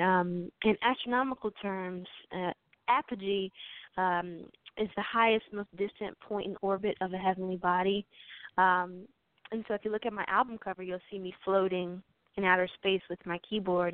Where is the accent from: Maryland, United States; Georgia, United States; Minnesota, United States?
Maryland, United States; Aberdeen; I grew up in Harford County, Maryland, uh, in a small town called Aberdeen